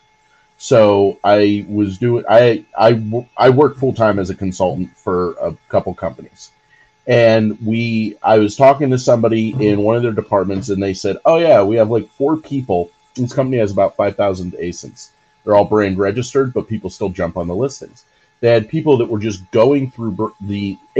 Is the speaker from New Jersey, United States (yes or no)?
yes; New Jersey, United States; I grew up in New Jersey.